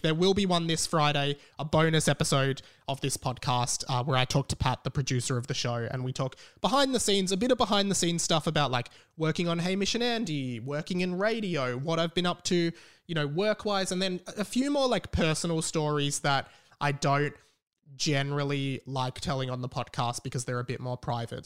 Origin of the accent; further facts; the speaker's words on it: Australia; We're not even from Australia. Well, we are.